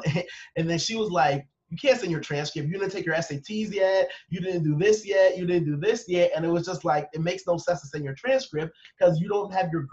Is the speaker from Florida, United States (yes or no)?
no; Long Island, New York, United States; I was raised in Long Island